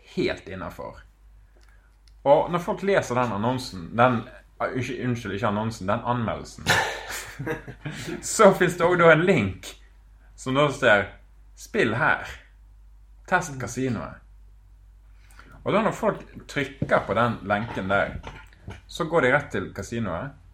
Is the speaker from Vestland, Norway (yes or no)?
yes; Bergen, Vestland, Norway; moved away as an adult; also born or lived in Malta; flytter hjem med flyet. Lander på Flesland med to kofferter